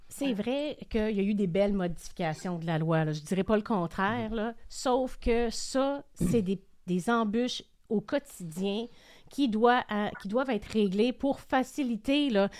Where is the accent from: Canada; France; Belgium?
Canada; Quebec; qu'on a en tant que Québécois